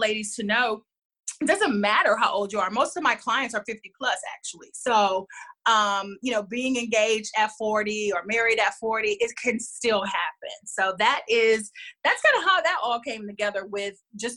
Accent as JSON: {"language": "English", "town": "Houston", "region": "Texas", "country": "United States", "also_born_or_lived": "Los Angeles", "moved": "yes", "said": "I'm originally from Houston, but I've been living in LA for about 7 years, and I moved back to Houston in 2014."}